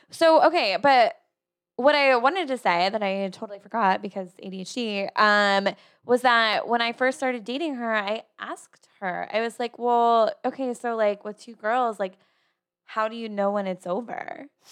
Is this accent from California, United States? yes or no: no; New Jersey, United States; moved away as an adult; now in Austin, United States; I'm from Jersey